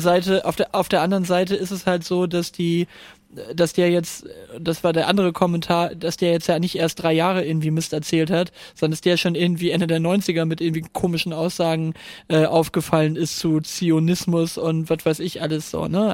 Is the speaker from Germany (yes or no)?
yes; Northern Germany, Germany; als Norddeutscher